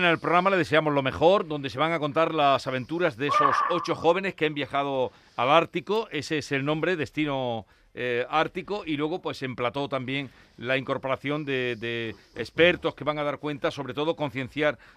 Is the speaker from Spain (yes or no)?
yes; Jerez de la Frontera, Andalusia, Spain; Sí, sí, soy yo la de Cádiz.